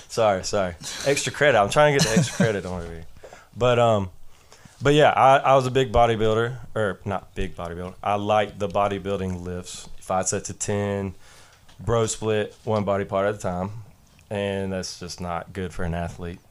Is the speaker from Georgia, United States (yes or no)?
yes; Jefferson, Georgia, United States; I'm from Jefferson High School, which is up North Georgia, right outside of Athens